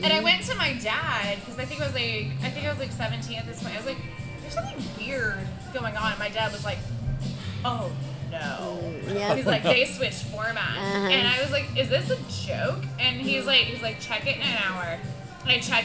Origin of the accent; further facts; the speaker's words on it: Richmond, Texas, United States; I grew up in, like, Meadville, Richmond area